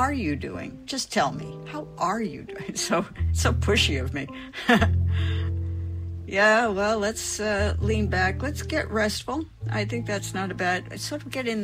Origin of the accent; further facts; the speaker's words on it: Rhode Island, United States; my home state of Rhode Island